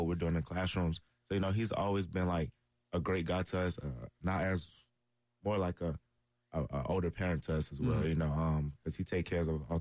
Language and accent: English; Columbia, South Carolina, United States; my hometown